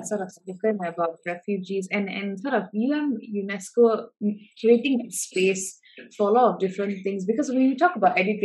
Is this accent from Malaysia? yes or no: yes; Malaysia; I was born and bred in Malaysia